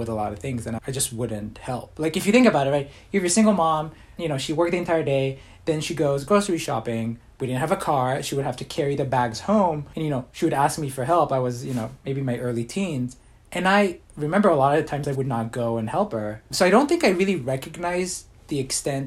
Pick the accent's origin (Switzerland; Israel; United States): Israel; When I was younger, growing up in Israel